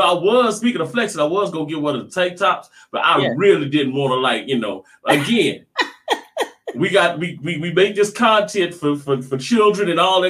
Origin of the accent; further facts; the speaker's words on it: Louisiana, United States; now in Atlanta, United States; So I'm over here in ATL, You know, I can't even say Shawdy. I'm from Louisiana. You know, I can't do it like them folks doing up here.